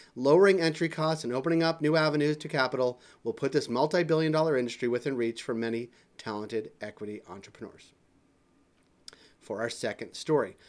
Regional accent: Massachusetts, United States; Massachusetts, my home state

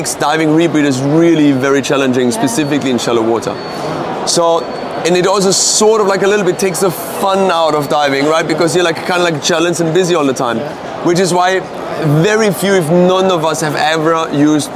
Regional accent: Austria; moved away as an adult; also born or lived in Egypt; now in Mexico; I'm originally from Austria. I have left Austria when I was 19 years old, moved to Egypt for 5 years, and now since 16 years I live in Mexico

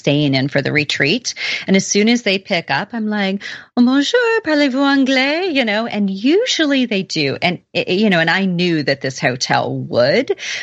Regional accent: Oklahoma, United States; I'm really from Oklahoma.

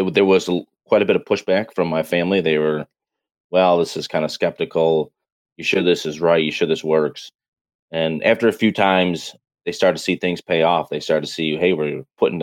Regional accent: Lockport, New York, United States; I'm from Western New York, actually a small town called Lockport, just 30 miles north of Buffalo

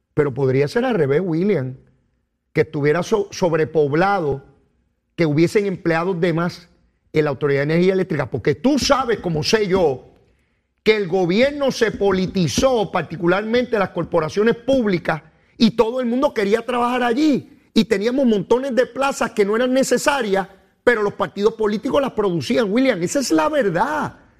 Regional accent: Puerto Rico; yo soy puertorriqueño

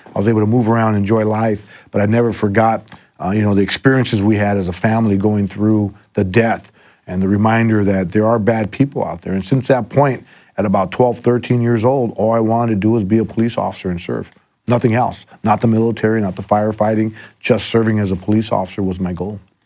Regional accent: Los Angeles, California, United States; also born or lived in La Puente / West Covina; I've been an L A kid my whole life. I was born in, uh, East L A in, uh, Belvedere Heights

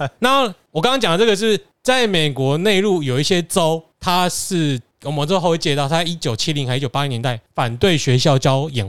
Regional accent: Taiwan; 更无聊是什么？我台大的，我台湾长大，

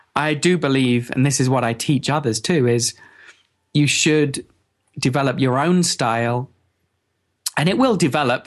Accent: England, United Kingdom; I'm from England

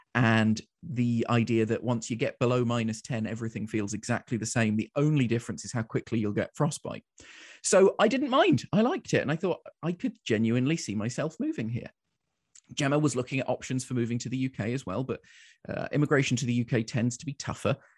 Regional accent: London, United Kingdom; accent: English; moved away as an adult; now in Winnipeg, Canada; I was born in London.

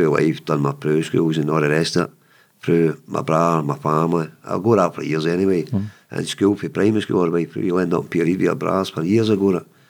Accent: Glasgow, Scotland, United Kingdom; also born or lived in Cranhill/Carntyne, Glasgow; we moved to Gathamo

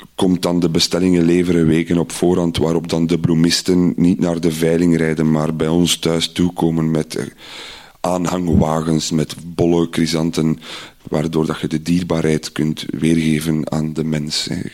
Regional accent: Iddergem, Flanders, Belgium; Ik ben opgegroeid in Idergem

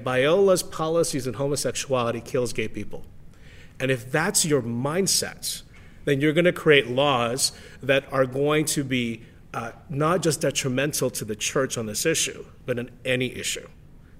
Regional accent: Canada

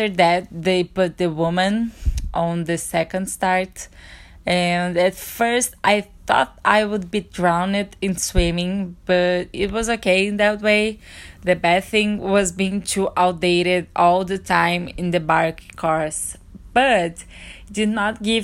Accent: Brazil; I'm from Brazil

